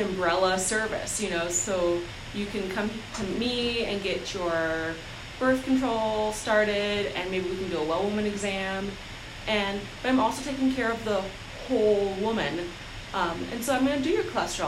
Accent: Sioux Falls, South Dakota, United States; also born or lived in Pine Ridge, South Dakota; I grew up in Sioux Falls. I'm from South Dakota.

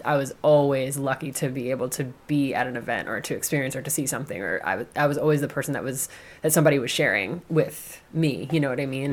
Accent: Massachusetts, United States; moved away as an adult; also born or lived in New Orleans, Louisiana / Oakland, California; now in Philadelphia, United States; growing up in Massachusetts. You know, in in the town that I grew up in, it was very white

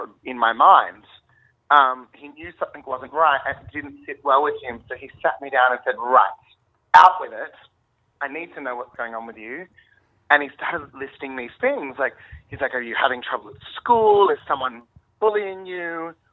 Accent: Australia; accent: Australian; I think I'm talking pretty Australian right now

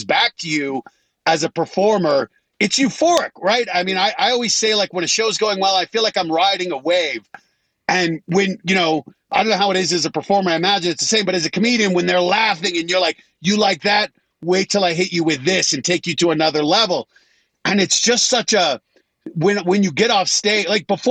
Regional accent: Colorado, United States; moved away as an adult; I grew up in Colorado

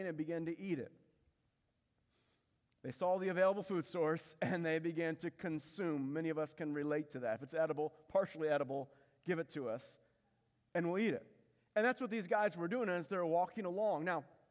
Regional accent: Indiana, United States; when I was a kid growing up in Indiana.

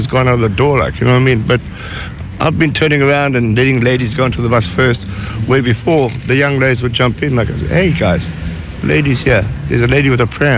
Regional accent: South Africa; moved away; also born or lived in Zimbabwe; I grew up in Rhodesia, which then became Zimbabwe, and Mom and Dad went back to England, and I grew up in Africa, which was then apartheid

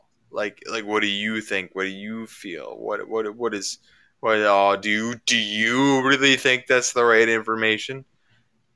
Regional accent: Ontario, Canada; we're both from Ontario.

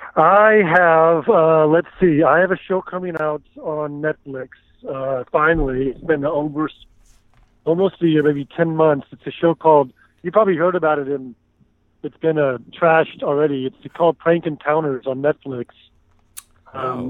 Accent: Houston, Texas, United States; moved away as an adult; also born or lived in Austin, Texas; now in Los Angeles, United States; I am originally from uh, Houston

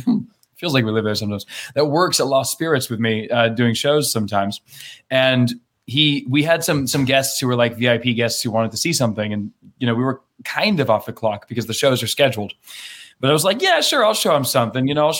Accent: Maine, United States; I grew up in Maine, Canada Junior.

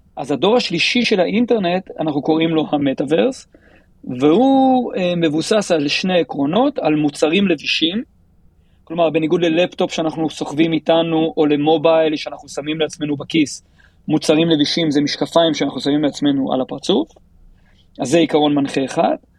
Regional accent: Tel Aviv, Tel Aviv District, Israel; אני מתל אביב, אנחנו גרים בבבלי

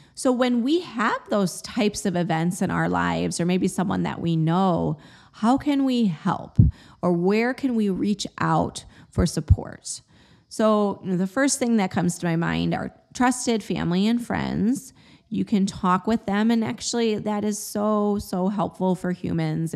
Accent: Chicago, Illinois, United States; moved away; also born or lived in New England / Austin, Texas; I grew up in the Midwest, in the Chicagoland area

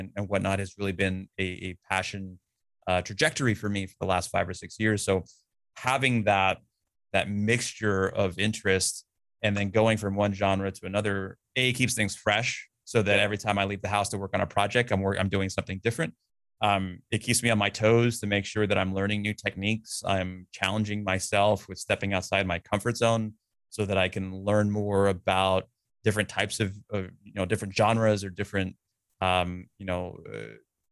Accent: California, United States; my house growing up in California

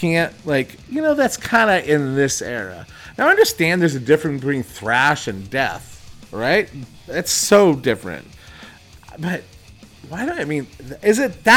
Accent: Dublin, California, United States; us being from Dublin, California

